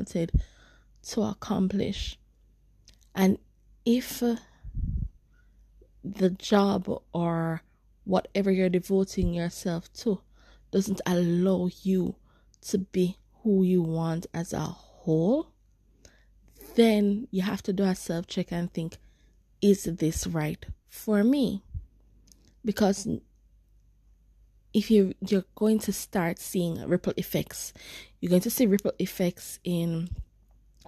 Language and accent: English; Jamaica; as Black people, especially as Jamaicans. As a Jamaican